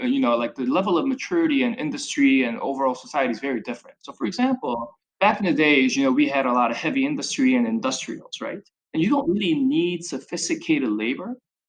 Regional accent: Chicago, Illinois, United States; So obviously, me sort of growing up in Chicago, even from an undergrad for my undergraduate, et cetera

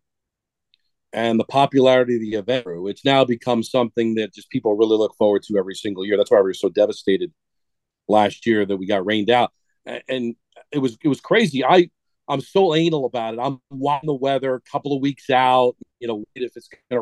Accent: Hawthorne, New Jersey, United States; moved away; I grew up in Hawthorne. I'm proud of being from Hawthorne.

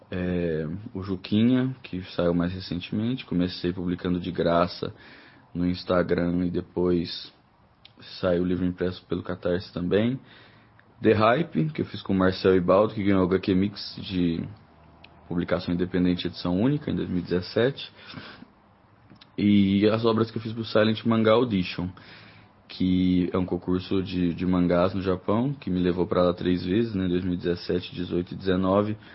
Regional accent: Uberlândia, Minas Gerais, Brazil; born there; now in Brasília, Brazil; Eu nasci em Uberlândia, no interior de Minas Gerais, em 1991, apesar de ser interior.

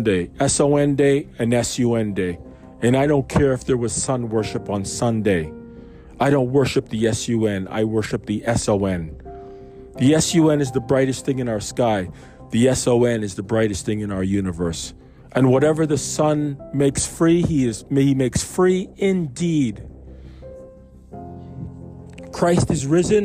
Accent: Canada; I grew up in Canada

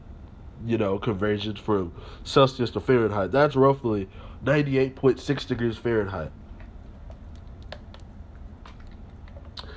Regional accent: United States; being an American

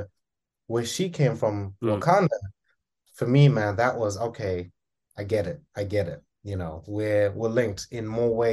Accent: Zimbabwe; I'm Zimbabwean. I come from Southern Africa, very proud of being an African born and bred individual

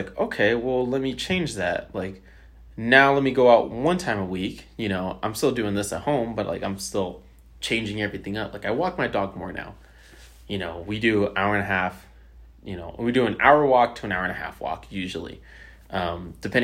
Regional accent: Bay Area, California, United States; I grew up in the suburbs. Like, yeah, I'm from the Bay Area.

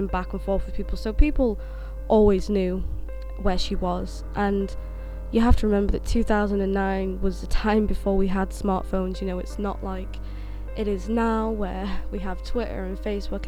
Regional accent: Sheffield, Yorkshire and the Humber, United Kingdom; I grew up in Sheffield

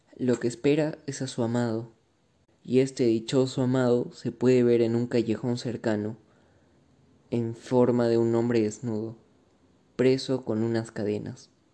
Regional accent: Arequipa, Peru; Como todo un arequipeño, seguramente conocemos el puente Bolognesi y lo transcurrimos constantemente

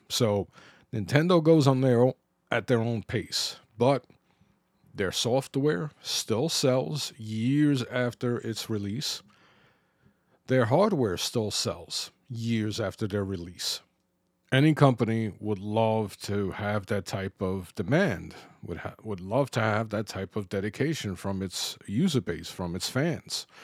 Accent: New York City, New York, United States; growing up in the Bronx.

